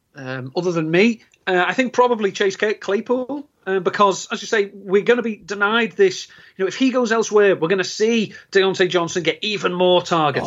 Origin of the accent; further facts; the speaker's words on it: England, United Kingdom; being English